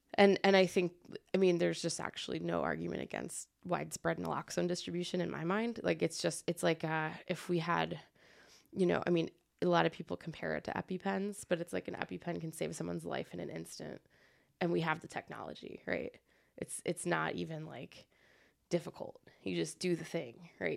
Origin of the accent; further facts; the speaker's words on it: Trenton, New Jersey, United States; moved away as an adult; also born or lived in Iowa City; now in Quad Cities, United States; I'm from Trenton, which is, like, forty minutes away from Philly